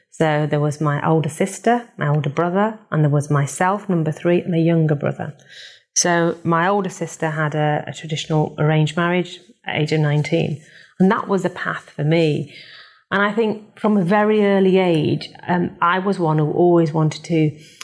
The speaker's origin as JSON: {"language": "English", "town": "Bradford", "region": "Yorkshire and the Humber", "country": "United Kingdom", "tie": "born or raised there", "said": "I was born in Bradford"}